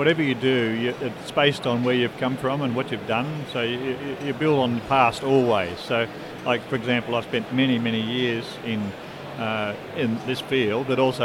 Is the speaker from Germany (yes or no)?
no; Melbourne, Victoria, Australia; I'm from Australia. We're from Melbourne, Victoria, in Australia.